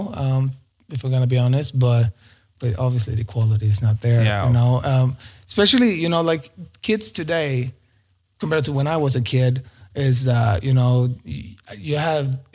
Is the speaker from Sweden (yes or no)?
yes; Sweden; moved away as an adult; also born or lived in Stockholm; it's crazy expensive in Stockholm compared to my hometown